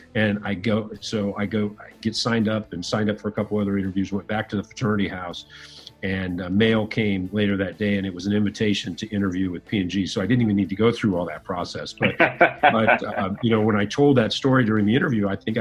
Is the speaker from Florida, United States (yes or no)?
no; Fort Wayne, Indiana, United States; I grew up in Northern Indiana, a city called Fort Wayne